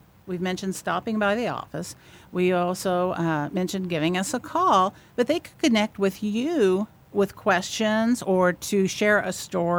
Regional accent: Vincennes, Indiana, United States; I'm originally from Vincennes.

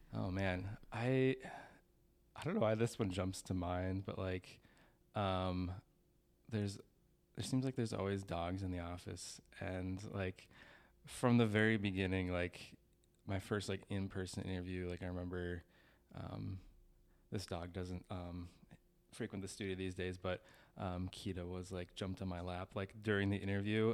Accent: St. Cloud, Minnesota, United States; I was born in Stearns County, Minnesota.

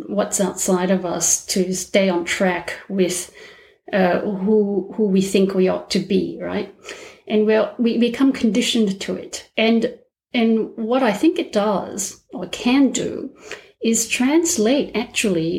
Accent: Malaysia; moved away as an adult; also born or lived in Melbourne, Australia; now in Australia; I'm Malaysian, and I already have a complicated ethnic background. In Malaysia, we have three races

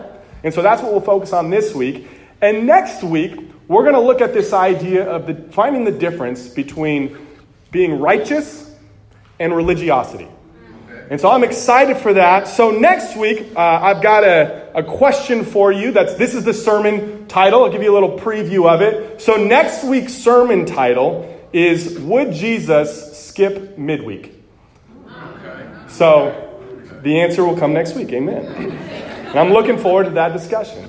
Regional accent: California, United States; moved away as an adult; now in Texas, United States; being from California

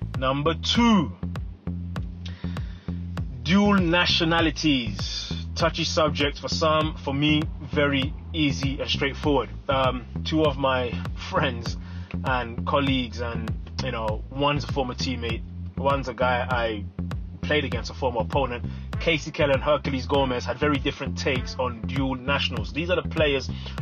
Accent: London, United Kingdom; moved away as an adult; also born or lived in Democratic Republic of the Congo; now in United States; I was born in the Congo, I grew up in London, England, and I lived now over 10 years in the United States

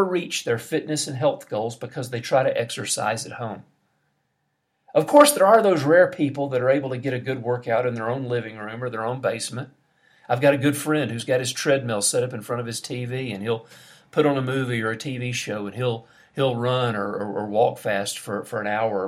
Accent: United States; now in Brazil; I'm an American.

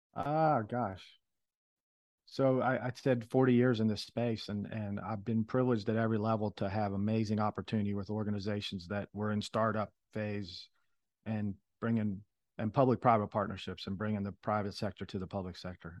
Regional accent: Philadelphia, Pennsylvania, United States; moved away; I was born in Philadelphia

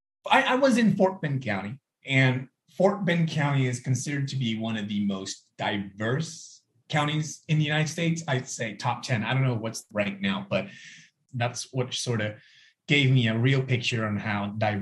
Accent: Thailand; also born or lived in Sugar Land, Texas; I'm from Thailand.

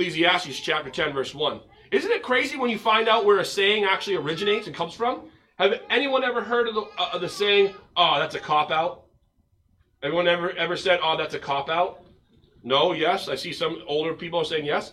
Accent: United States; we as American Christians

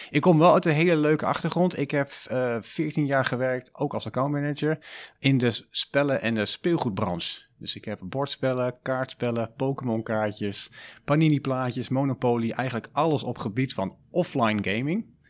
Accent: Almelo, Overijssel, Netherlands; accent: eastern Dutch; also born or lived in Deventer; now in Utrecht, Netherlands; mochten jullie dat aan mijn accent al gehoord hebben, ik ben oorspronkelijk uit Oost-Nederland, uit Almelo

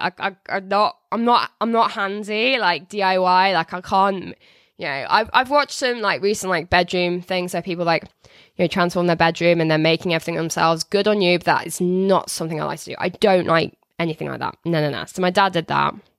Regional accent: Telford, West Midlands, United Kingdom

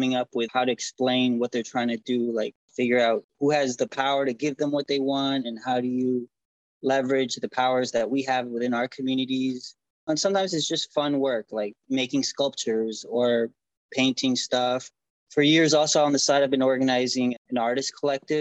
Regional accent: Houston, Texas, United States; also born or lived in Argentina; now in Washington, D.C., United States; My family moved to Houston, Texas, and I've been in DC now for 17 years

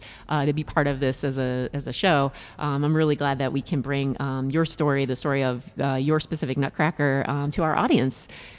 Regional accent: Pittsburgh, Pennsylvania, United States; I grew up in Pittsburgh, Pennsylvania

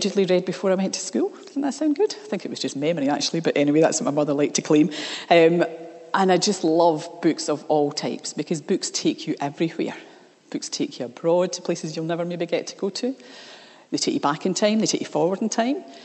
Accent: Scotland, United Kingdom; I grew up in the Church of Scotland

